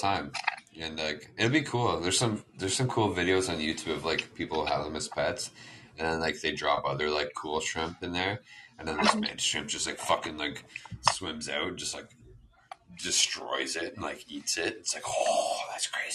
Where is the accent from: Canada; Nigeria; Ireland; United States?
Canada; I'm a Canadian